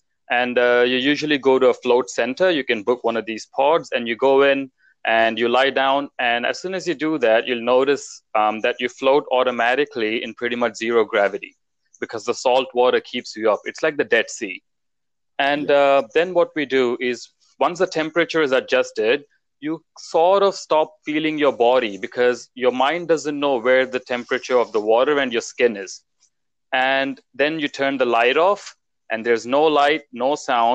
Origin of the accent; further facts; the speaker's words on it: New Zealand; moved away as an adult; also born or lived in India / London; now in Melbourne, Australia; I was born in India, and then I lived most of my life in New Zealand